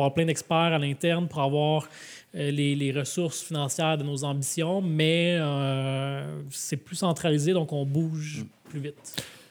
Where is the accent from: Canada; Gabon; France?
Canada; Laval, Quebec; J'ai grandi à Vimont, à Saint-François